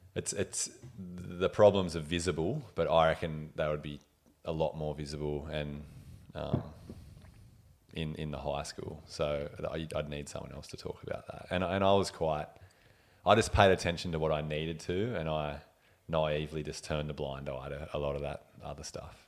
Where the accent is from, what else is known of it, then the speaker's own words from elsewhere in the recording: Ulladulla, New South Wales, Australia; was born in Milton Hospital there, like next to Ulladulla, 1989.